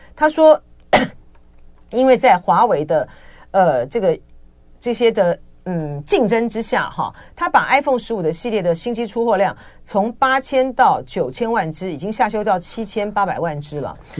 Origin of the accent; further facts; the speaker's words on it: Taiwan; 我们在台湾都讲台语